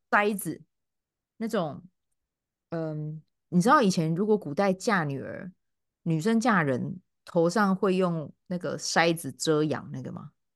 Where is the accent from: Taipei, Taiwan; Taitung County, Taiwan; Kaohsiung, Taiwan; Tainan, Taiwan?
Kaohsiung, Taiwan; accent: Chiayi coastal (haikou) Taiwanese; moved away as an adult; now in United Kingdom; 虽然说我是高雄人，可我爸妈都嘉义嘛